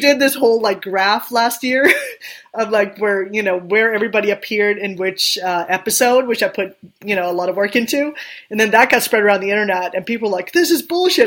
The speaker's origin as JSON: {"language": "English", "country": "Sweden", "tie": "born or raised there", "second_language": "English", "moved": "yes", "said": "I grew up in Sweden, I didn't grow up in in the U.S. or even in Great Britain."}